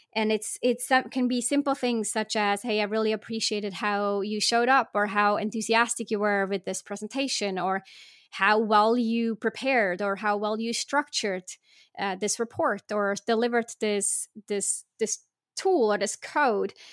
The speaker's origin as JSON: {"language": "English", "country": "Switzerland", "tie": "born or raised there", "said": "I was born in Switzerland"}